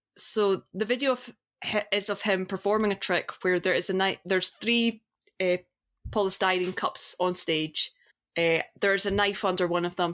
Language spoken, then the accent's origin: English; Scotland, United Kingdom; I'm Scottish